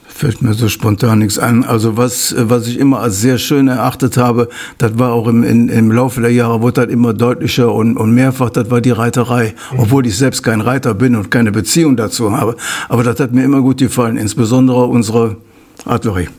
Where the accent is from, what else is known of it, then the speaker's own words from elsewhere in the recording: Meerbusch, North Rhine-Westphalia, Germany; Ur-Ostrater bin, kenne ich sehr viele Leute